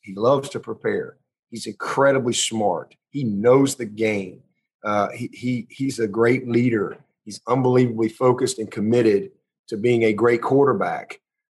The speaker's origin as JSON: {"language": "English", "town": "Pelham", "region": "Alabama", "country": "United States", "tie": "born or raised there", "said": "back to Pelham, Alabama, and have a … football camp. Why can't I? I mean, you know, and support my hometown and so forth."}